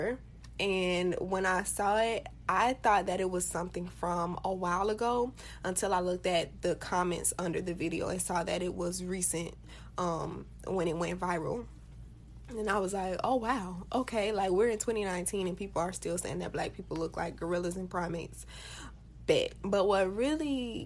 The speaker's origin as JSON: {"language": "English", "region": "Florida", "country": "United States", "said": "I am from Florida"}